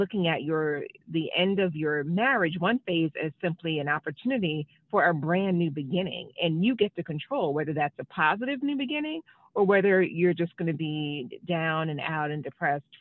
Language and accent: English; New York, United States; moved away as an adult; now in Washington, D.C., United States; I'm originally from New York, born and raised, but I've been in D.C. for a really long time.